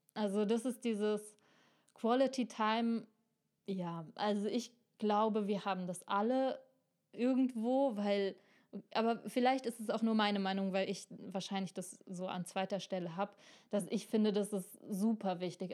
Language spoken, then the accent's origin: German; Germany; wir Deutschen